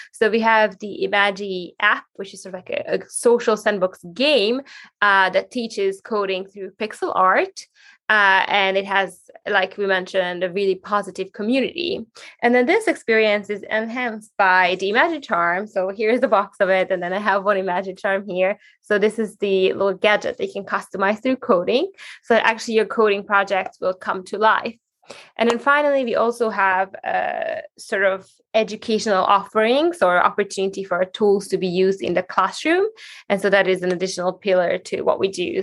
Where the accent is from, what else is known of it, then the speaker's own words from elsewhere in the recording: Hungary; moved away as an adult; now in Sweden; growing up in Hungary